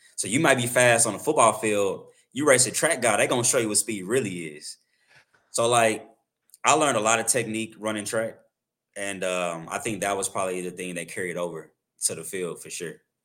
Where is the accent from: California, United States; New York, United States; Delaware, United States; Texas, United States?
Texas, United States; Arlington; also born or lived in Waxahachie, Texas; I'm originally from, uh, Wauchatchie, Texas, um, but I grew up in Arlington, so, like, the Dallas area